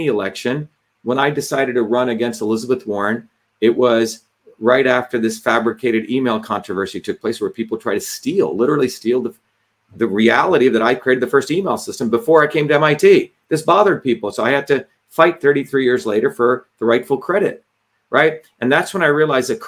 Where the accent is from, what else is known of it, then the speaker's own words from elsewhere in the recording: India; now in United States; the caste system that I endured, right? Growing up in India.